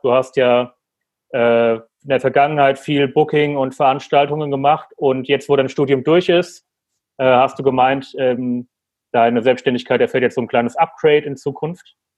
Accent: Frankfurt am Main, Hesse, Germany; moved away; Frankfurt ist ja meine Heimat

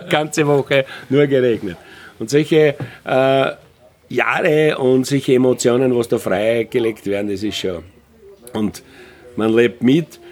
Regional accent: Austria; bei uns in Österreich

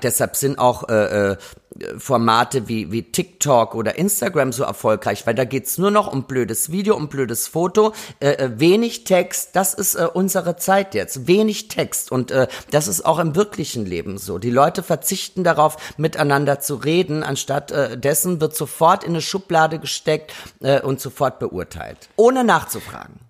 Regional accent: Austria; now in Berlin, Germany; Ich war ja gerade in Österreich in meiner Heimat

